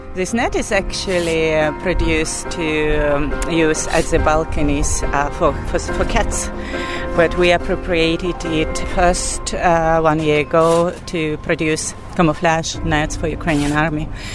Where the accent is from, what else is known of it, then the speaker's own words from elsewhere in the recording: Belarus; now in Sweden; I'm from Belarus